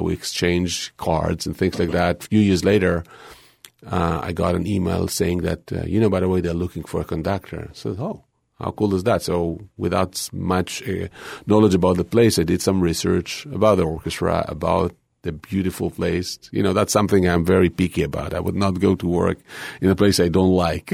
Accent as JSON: {"language": "English", "country": "Israel", "tie": "born or raised there", "moved": "yes", "said": "growing up in Israel was kind of difficult"}